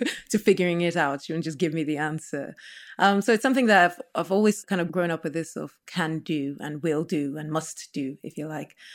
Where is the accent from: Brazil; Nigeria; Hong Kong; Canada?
Nigeria; now in United Kingdom; growing up in Nigeria